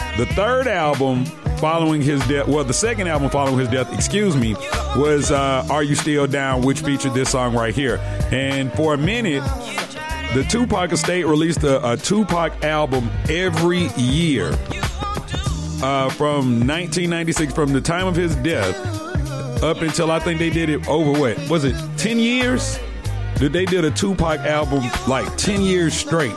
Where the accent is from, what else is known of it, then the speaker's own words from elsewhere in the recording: Decatur, Georgia, United States; Now I'm from down south. I'm from Decatur, GA.